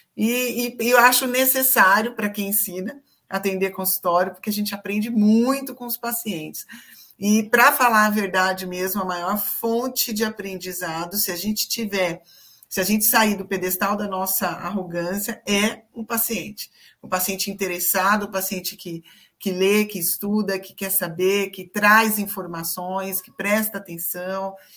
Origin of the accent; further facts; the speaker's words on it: Campinas, São Paulo, Brazil; eu sou de Campinas, né? Para quem não sabe, eu sou de Campinas, eu atendo aqui presencialmente.